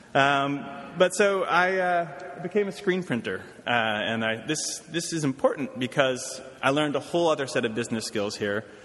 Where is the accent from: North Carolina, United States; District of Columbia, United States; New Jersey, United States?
District of Columbia, United States; Washington; moved away as an adult; also born or lived in Brooklyn, New York / Oberlin, Ohio; now in New York, United States; I'm from Washington, D.C. originally